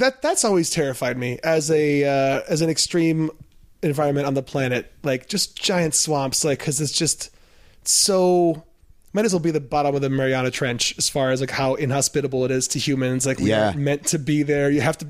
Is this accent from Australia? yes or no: yes; Perth, Western Australia, Australia; accent: Perth accent; I'm from out west in Australia.